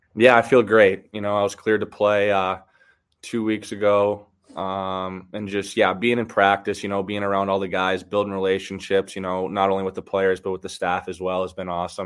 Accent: Michigan, United States; I bounced around a little bit, but um, I did grow up in Michigan. Uh, I got back to Michigan. My dad retired when I was 12, and then all the way up, I grew up in Michigan. So that's that's home for me.

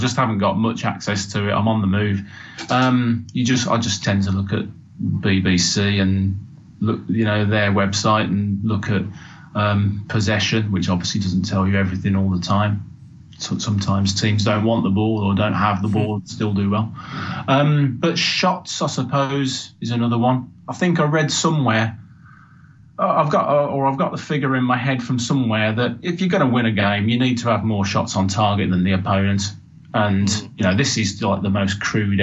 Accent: Birmingham, West Midlands, United Kingdom; moved away; I've not got a Sheffield accent. I'm from Birmingham originally

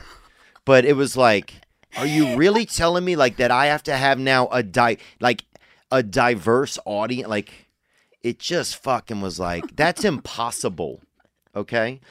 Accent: Louisiana, United States; I'm from Louisiana

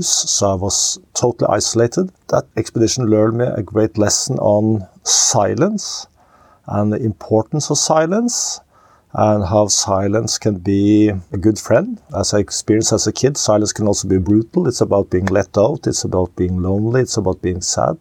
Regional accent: Oslo, Norway; I was born and raised in Oslo, Norway

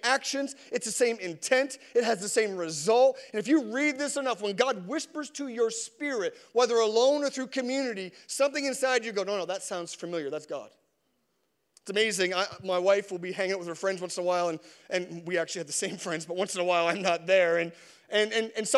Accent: Canada; as a Canadian

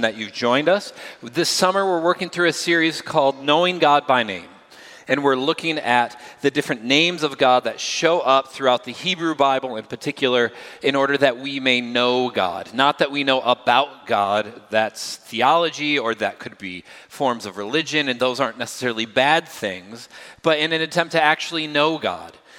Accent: United States; I'm obviously grew up here. I am American. I'm from the United States

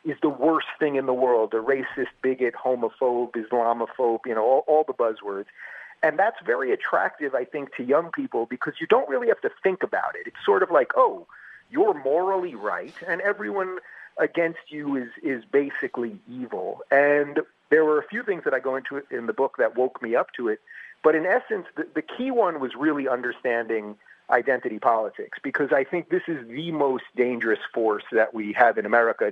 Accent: Long Island, New York, United States; also born or lived in Brooklyn, New York / Manhattan, New York; I'm from New York. I was born in Brooklyn. I grew up in Long Island. I lived in Manhattan

